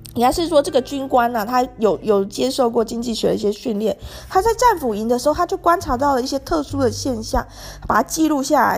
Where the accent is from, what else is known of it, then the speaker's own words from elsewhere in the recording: Taiwan; 我作为一个台湾人， 虽然我生，出生也没有特别富裕， 但是至少我真的从小还没有到要吃不饱饭的地步， 也没有露宿街头过